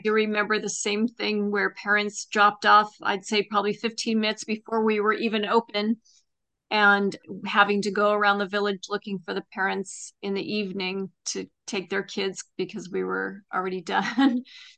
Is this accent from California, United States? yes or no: yes; Los Angeles, California, United States; I grew up in Los Angeles.